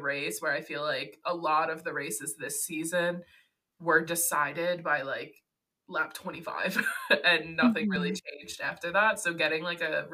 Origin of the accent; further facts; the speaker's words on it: United States; we're American